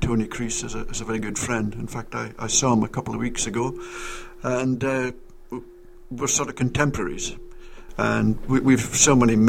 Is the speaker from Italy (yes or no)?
no; Auchnagatt, Scotland, United Kingdom; moved away; I'm from Auchnagat.